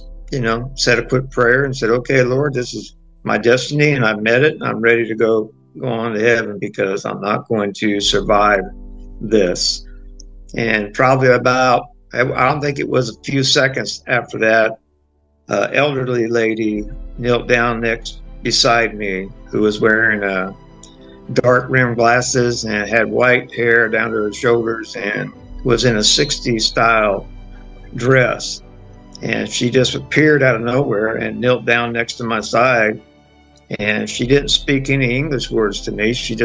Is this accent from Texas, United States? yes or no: no; San Diego, California, United States; moved away as an adult; also born or lived in Branson, Missouri; Four children, four grandchildren of San Diego, where I'm from. I grew up in Southern California, so it was a chance for me to come on back home after my career was over